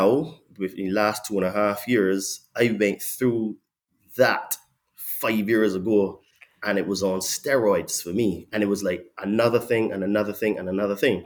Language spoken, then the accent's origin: English; Barbados; now in England; I was born in Barbados